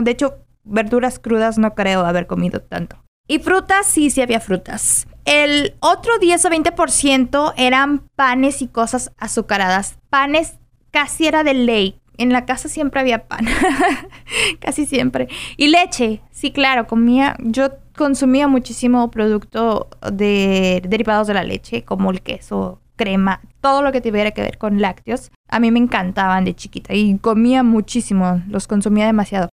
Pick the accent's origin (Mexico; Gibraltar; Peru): Mexico; Guadalajara, Jalisco; soy de Guadalajara, Jalisco